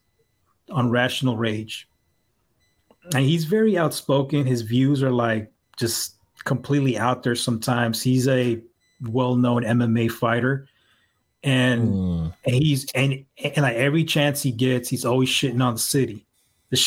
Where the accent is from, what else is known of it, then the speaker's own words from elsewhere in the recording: San Francisco, California, United States; I'm a native San Franciscan. I'm from the Mission